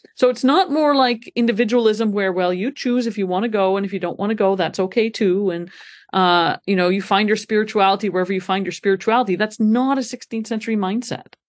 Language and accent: English; Montreal, Quebec, Canada; moved away as an adult; also born or lived in Scotland; now in Grand Rapids, United States; I am from Canada originally, born and brought up in Montreal.